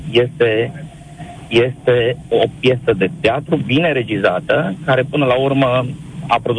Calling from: Cluj-Napoca, Cluj County, Romania; vă sunt din Cluj, de pe taxi, sunt taximetrist astăzi.

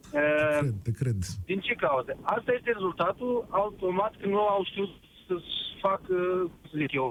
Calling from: Suceava, Suceava County, Romania; sunt din Suceava.

